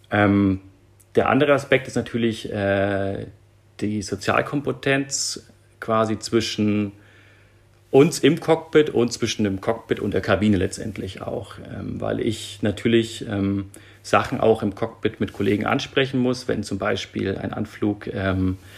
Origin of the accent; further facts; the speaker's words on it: Nuremberg, Bavaria, Germany; born there; geboren in Nürnberg